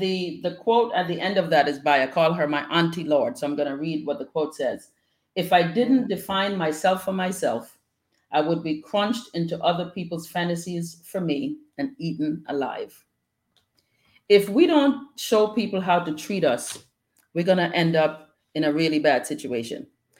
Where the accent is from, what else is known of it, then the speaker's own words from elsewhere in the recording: Bronx, New York, United States; My sister Lisa and I were talking the other day about just growing up in the Bronx